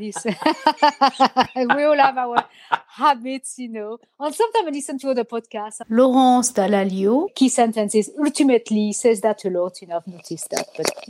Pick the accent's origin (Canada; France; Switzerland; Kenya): France; north of Brittany; because I'm from Brittany, I would say my coif, my headgear, but I come from the north of Brittany, so it's different.